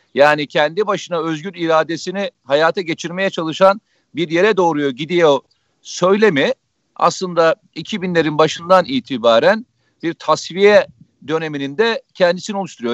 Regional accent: Samsun, Turkey; Samsun'dan hemşerim

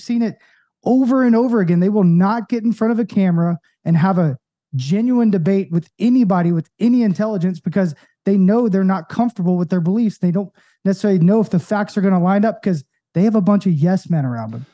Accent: Knoxville, Tennessee, United States; I'm from Knoxville

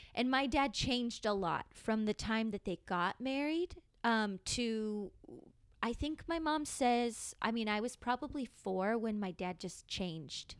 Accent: San Diego, California, United States; I grew up here in San Diego

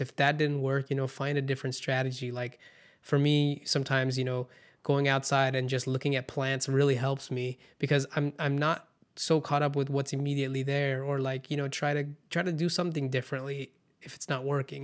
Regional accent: California, United States; also born or lived in India / Orange County, California / Irvine, California; I grew up in, you know, in, in California once we immigrated from India

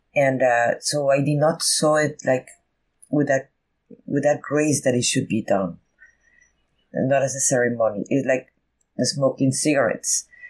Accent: Veracruz, Mexico; first language Spanish; English is a second language; now in United States; I grew up in Veracruz

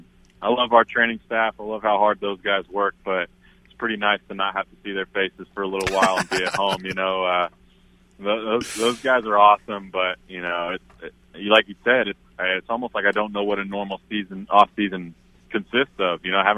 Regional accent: Oklahoma, United States; I'm going to root for my state. A lot of those guys were born and raised in Oklahoma. And, you know, some of them, you know, back when I went to Oklahoma State, I knew some of those guys.

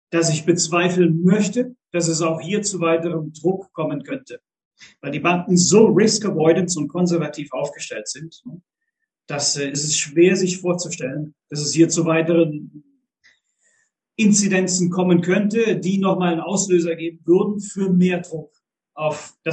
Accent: Germany; moved away as an adult; Ich bin mit äh, 19 Jahren bin ich aus Deutschland weg. äh, ja, das merkt man vielleicht schon. Ich habe gewisse Lücken äh, in, im Deutsch sprechen

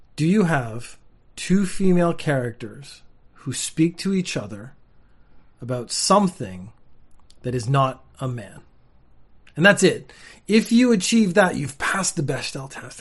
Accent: Canada; now in Japan; I am Canadian and I live in Japan now

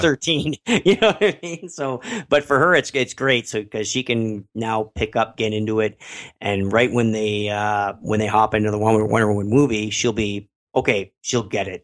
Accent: Canada; I'm Canadian.

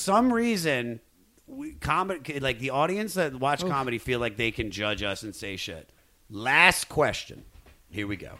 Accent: Washington, District of Columbia, United States; my hometown of Washington, D.C.

